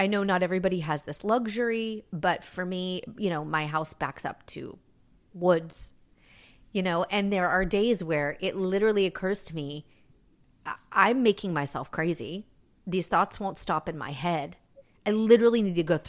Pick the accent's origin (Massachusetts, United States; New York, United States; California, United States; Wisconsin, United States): New York, United States; I danced growing up in New York